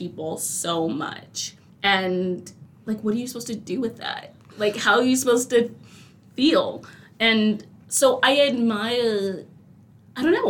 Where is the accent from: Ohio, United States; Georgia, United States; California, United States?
California, United States; I'm born and raised in California, and I've had my fair share of incidences here in this lovely state